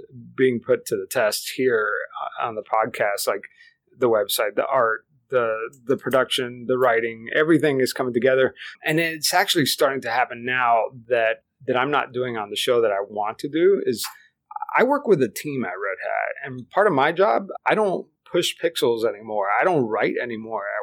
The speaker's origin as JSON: {"language": "English", "town": "Miami", "region": "Florida", "country": "United States", "tie": "born or raised there", "first_language": "Spanish", "second_language": "English", "said": "I grew up in South Florida, in Miami, where English is really optional."}